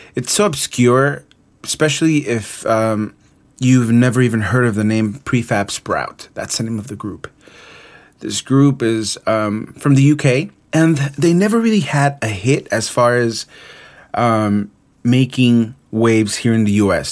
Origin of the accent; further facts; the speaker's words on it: Mexico City, Mexico; moved away; Mexico City, my hometown